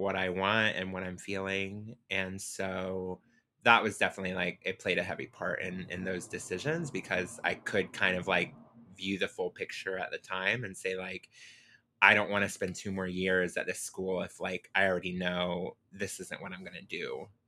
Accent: Pensacola, Florida, United States; I grew up in Pensacola, Florida.

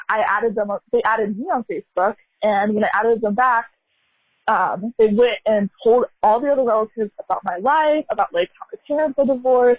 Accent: United States; I'm American, born and raised here

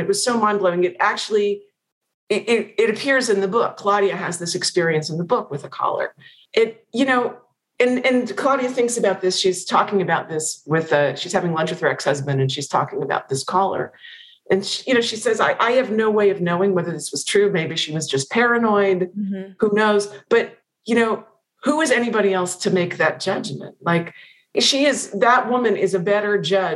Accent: Pennsylvania, United States; moved away; I've not been back to Pennsylvania since it came out

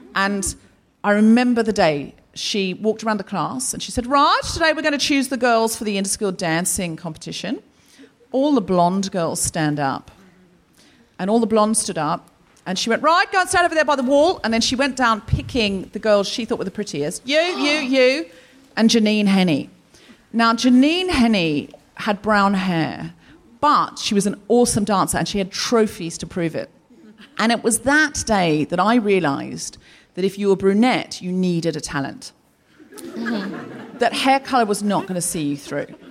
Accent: Australia; I am also Australian

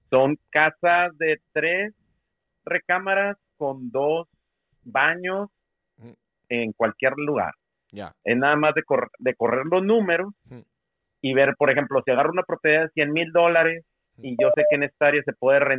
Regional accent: Monterrey, Nuevo León, Mexico; moved away as an adult; Me vine en el 2003 de Monterrey, Texas de Monterrey

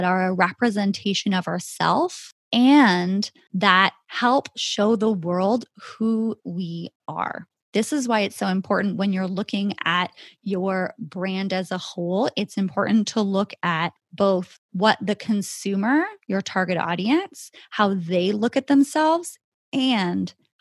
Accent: Canada; my home country of Canada

